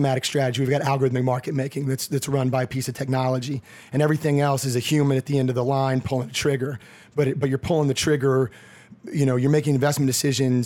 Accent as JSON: {"language": "English", "town": "College Station", "region": "Texas", "country": "United States", "tie": "born or raised there", "also_born_or_lived": "Houston, Texas / Chicago", "moved": "as an adult", "said": "I grew up in College Station, Texas."}